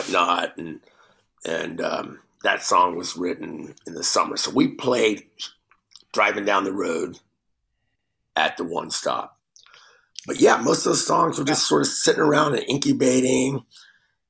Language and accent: English; Texas, United States; growing up in Texas